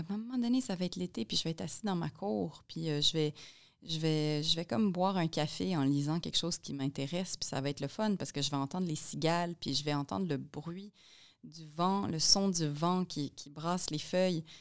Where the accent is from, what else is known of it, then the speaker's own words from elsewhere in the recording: Poland; lui, je ne sais pas s'il sait que je viens de Pologne